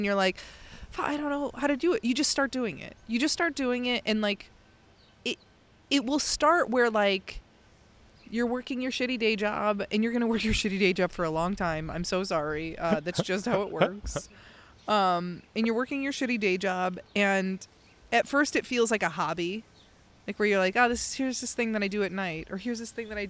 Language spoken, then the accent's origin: English; Midwest, United States; growing up in the Midwest in, like, a really blue collar area, a lot of, you know, like, it's all working class people.